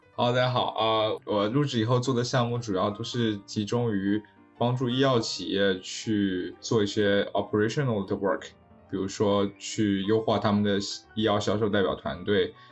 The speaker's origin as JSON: {"language": "Chinese", "country": "China", "moved": "yes", "lives_now": "United States", "said": "对于我一个是在美国工作的中国人"}